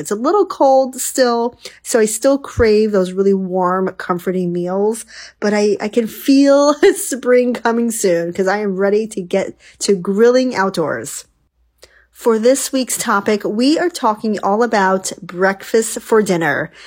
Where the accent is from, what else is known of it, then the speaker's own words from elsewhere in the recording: New York, United States; now in West Coast, United States; When I grew up in New York, one of um, the most popular things we did was go to the local, you know, bagel shop.